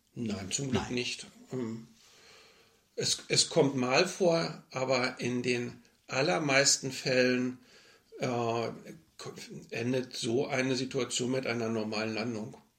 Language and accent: German; Berlin, Germany; moved away as an adult; now in Hanover, Germany; eigentlich wollte ich gerne wieder zurück nach Berlin. Äh, klar, meine Heimatstadt.